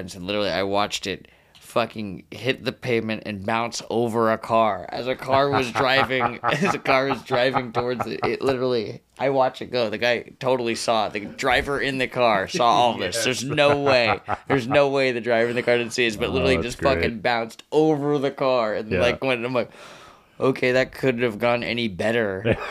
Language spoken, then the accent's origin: English; Bellevue, Washington, United States; I grew up in Bellevue.